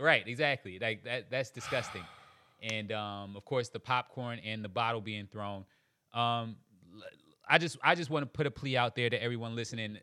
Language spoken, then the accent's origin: English; Charleston, South Carolina, United States; also born or lived in Queens, New York; I was born in Queens, New York, raised in Charleston, South Carolina.